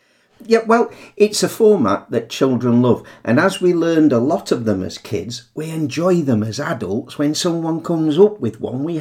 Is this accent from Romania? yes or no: no; northern England, United Kingdom; accent: northern; with my northern accent, hatch who becomes achoo, which is the sound that we English people make when we sneeze.